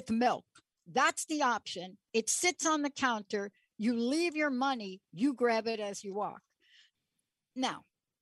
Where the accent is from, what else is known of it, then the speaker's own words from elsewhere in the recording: East Coast, United States; also born or lived in New York City / New Jersey; I grew up on the East Coast